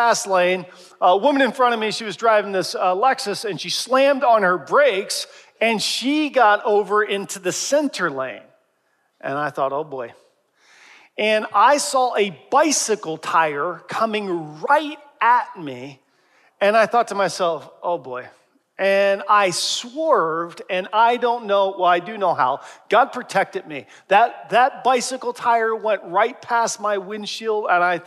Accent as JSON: {"language": "English", "town": "Harrisburg", "region": "Pennsylvania", "country": "United States", "tie": "born or raised there", "moved": "yes", "said": "I was in my hometown, traveled back to Harrisburg, Pennsylvania"}